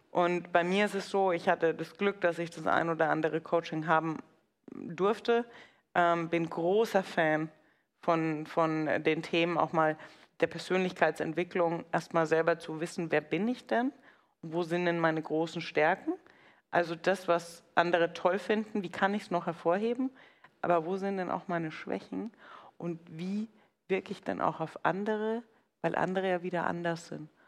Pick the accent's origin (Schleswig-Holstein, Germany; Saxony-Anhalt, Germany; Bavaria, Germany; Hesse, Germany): Bavaria, Germany; Sag ich, ja, aber ich bin halt Franke.